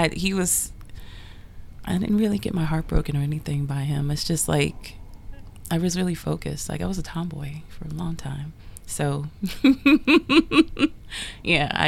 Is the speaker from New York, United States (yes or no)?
yes; New York City, New York, United States; I grew up in Queens, New York in the 80s